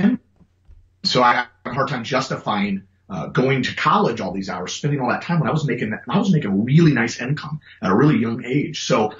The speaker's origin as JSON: {"language": "English", "town": "Wood River", "region": "Illinois", "country": "United States", "tie": "born or raised there", "also_born_or_lived": "Alton, Illinois", "said": "I was born and raised in the St. Louis metro area across the river in a little town called Wood River, Illinois, just literally right across the river. And I lived there till I was about 18 years old and then moved out to the Alton area"}